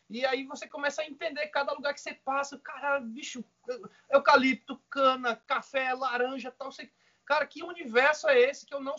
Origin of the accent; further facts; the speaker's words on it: Maceió, Alagoas, Brazil; now in São Paulo, Brazil; eu sou de Maceió, cara, Alagoas.